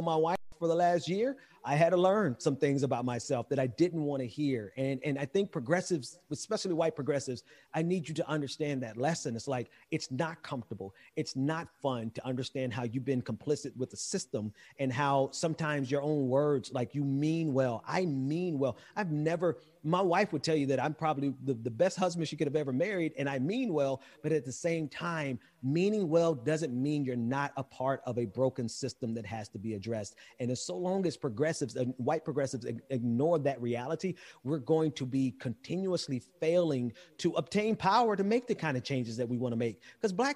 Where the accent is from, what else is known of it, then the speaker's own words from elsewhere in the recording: Mississippi, United States; I'm from Mississippi, so I'm not from the Caribbean